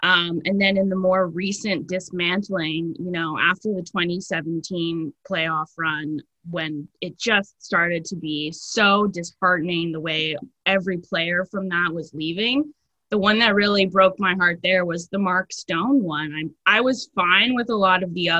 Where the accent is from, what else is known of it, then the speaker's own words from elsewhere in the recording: Ottawa, Ontario, Canada; moved away; I was born a Sens fan because I'm from Ottawa, grew up there. Shout out to Bell's Corners.